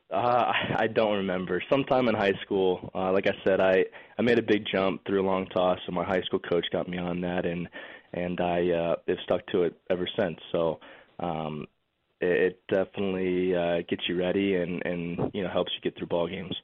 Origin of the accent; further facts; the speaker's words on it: Lakeland, Florida, United States; growing up in Lakeland and, and always being around Joker Marchant Stadium